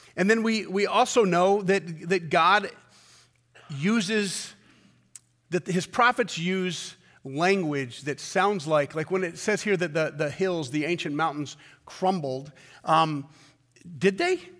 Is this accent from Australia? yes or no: no; United States